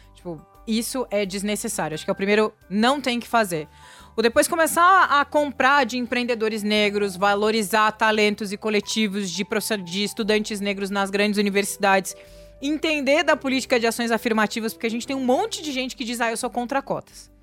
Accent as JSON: {"language": "Portuguese", "region": "interior of Rio Grande do Sul", "country": "Brazil", "moved": "yes", "lives_now": "São Paulo, Brazil", "said": "Eu que vim do interior do Rio Grande do Sul"}